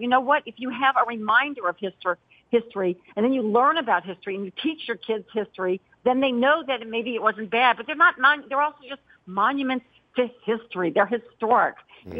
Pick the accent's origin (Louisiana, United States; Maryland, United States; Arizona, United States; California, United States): Louisiana, United States; New Orleans; moved away; also born or lived in Los Angeles; And I grew up in New Orleans in a very mm-hmm. tough time.